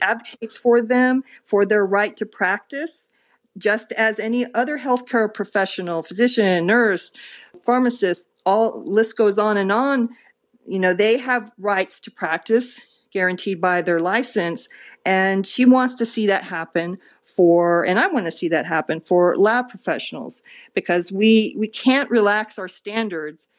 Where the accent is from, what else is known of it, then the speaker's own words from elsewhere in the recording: Dallas, Texas, United States; moved away as an adult; also born or lived in Rhode Island; came back to Dallas, my hometown